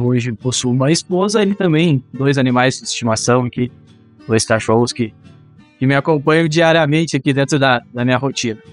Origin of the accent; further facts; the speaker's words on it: Júlio de Castilhos, Rio Grande do Sul, Brazil; eu sou do Rio Grande do Sul, de uma cidade chamada Júlia de Castilhos, uma cidade do interior aqui com 20 mil habitantes